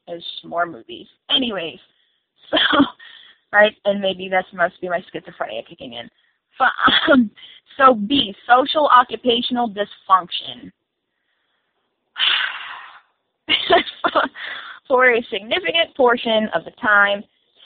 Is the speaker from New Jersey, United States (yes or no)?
no; Massachusetts, United States; I'm from Massachusetts myself